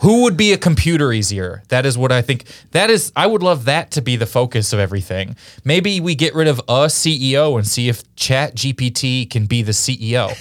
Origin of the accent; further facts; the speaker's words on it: Kansas City, Missouri, United States; Missouri, where I'm from, and I'm from Kansas City